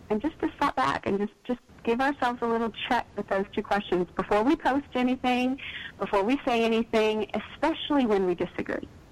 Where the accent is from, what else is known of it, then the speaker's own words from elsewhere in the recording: East Texas, United States; I grew up in East Texas